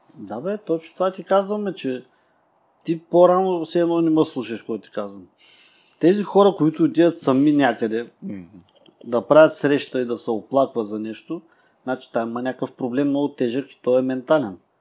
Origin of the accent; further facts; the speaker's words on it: Burgas, Burgas Province, Bulgaria; ние сме от Бургас